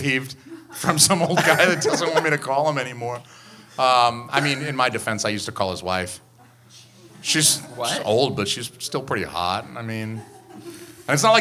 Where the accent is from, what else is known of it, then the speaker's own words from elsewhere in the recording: Atlanta, Georgia, United States; now in New Hampshire, United States; I'm from Georgia. I'm from Atlanta